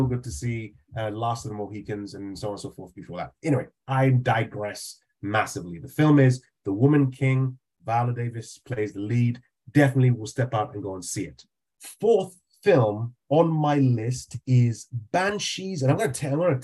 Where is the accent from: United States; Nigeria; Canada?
Nigeria; I grew up in Nigeria